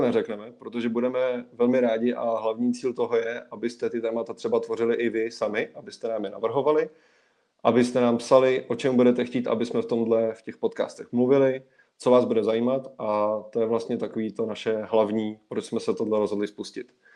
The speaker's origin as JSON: {"language": "Czech", "town": "Plzeň", "region": "Plzeň Region", "country": "Czechia", "said": "jsem z Plzně"}